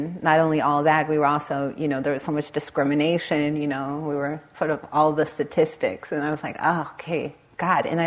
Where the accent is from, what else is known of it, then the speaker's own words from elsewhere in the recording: Los Angeles, California, United States; I grew up in the Los Angeles area, right on the Compton-Long Beach border.